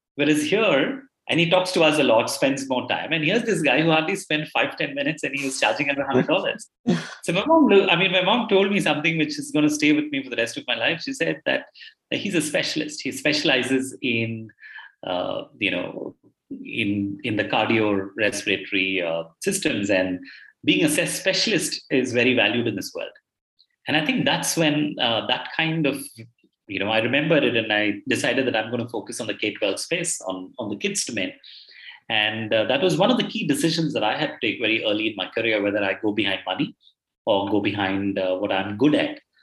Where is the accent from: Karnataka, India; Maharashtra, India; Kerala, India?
Karnataka, India; Bangalore; I belong to a city called Bangalore in India. I've uh, I'm born here and I've done most of my education here, the formative education here